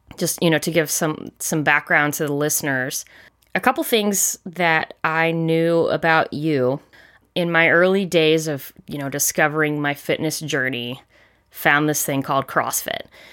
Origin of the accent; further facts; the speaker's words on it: Charleston, South Carolina, United States; moved away; I grew up in South Carolina, specifically in Charleston